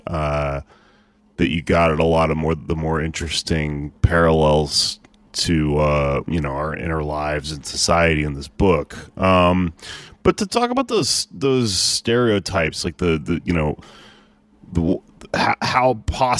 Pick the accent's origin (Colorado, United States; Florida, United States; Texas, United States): Texas, United States; my dad's Mexican, my mom's white, I grew up in Texas